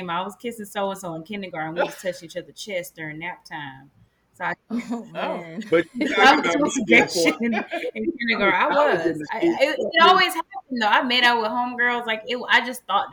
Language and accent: English; the South, United States; moved away as an adult; now in Los Angeles, United States; I grew up in the South